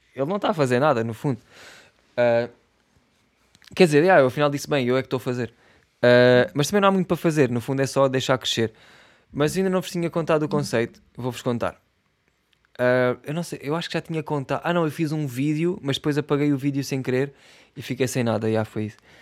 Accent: Setúbal, Portugal; accent: Setúbal; eu sou de Setúbal e aqui em Setúbal

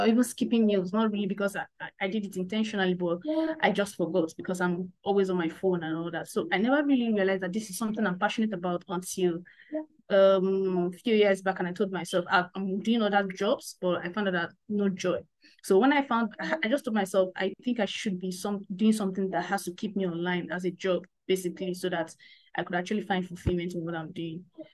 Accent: Nigeria; I'm a Nigerian, so having this conversation all the way from Africa.

